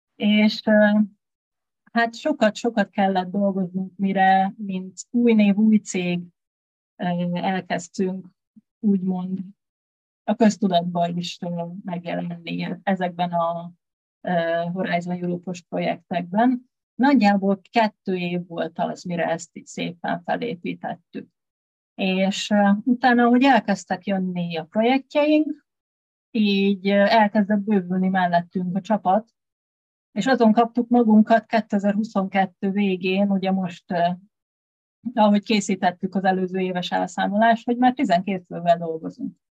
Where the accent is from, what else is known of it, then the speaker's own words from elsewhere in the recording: Tiszaújváros, Borsod-Abaúj-Zemplén, Hungary; moved away as an adult; now in Budapest, Hungary; Én egy kis magyar vidéki városkában, Tiszaújvárosban nőttem fel